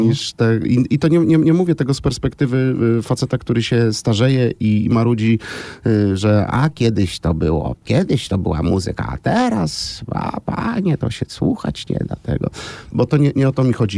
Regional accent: Krasnystaw, Lublin Voivodeship, Poland; also born or lived in Zamość; urodziłem się w Krasnymstawie i rodzice wozili mnie do szkoły oddalonej o 30 km kilka razy w tygodniu

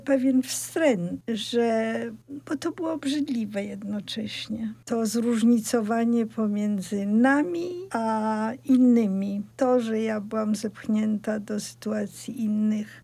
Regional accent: Poland; first language Polish; moved away as an adult; also born or lived in Russia; Urodziłam się w Polsce. Polska jest moim pierwszym językiem, pomimo tego, że swoje pierwsze lata spędziłam w Rosji, więc mówiłam po rosyjsku

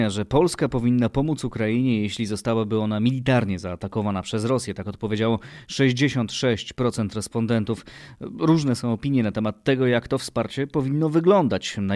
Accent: Belarus; bo ja jestem też z Białorusi i u nas też jest trudna sytuacja

